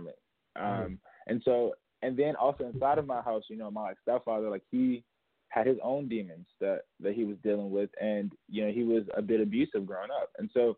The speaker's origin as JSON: {"language": "English", "town": "Chicago", "region": "Illinois", "country": "United States", "tie": "born or raised there", "said": "so I grew up in Chicago and I saw a lot of death growing up"}